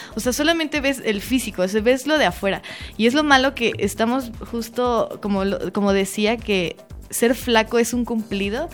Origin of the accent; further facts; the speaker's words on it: Mexico; uno como mexicana